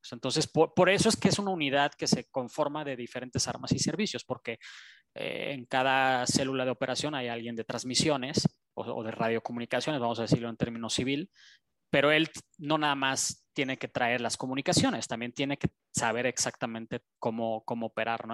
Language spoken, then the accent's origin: Spanish; Mexico; es nuestra tierra, ¿no? O sea, es donde nacimos